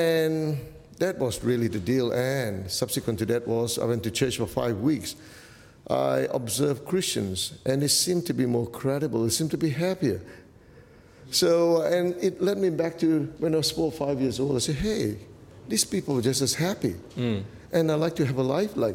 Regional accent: Malaysia; I come from Malaysia. That's my origins.

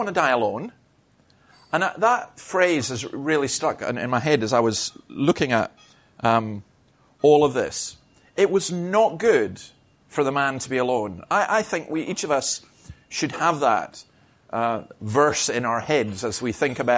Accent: Scotland, United Kingdom; I'm a Scottish Presbyterian

